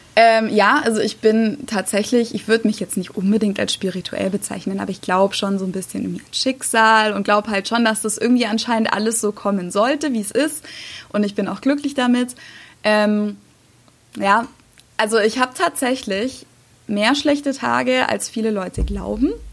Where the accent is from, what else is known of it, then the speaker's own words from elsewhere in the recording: Germany; moved away as an adult; now in United States; ich als Deutsche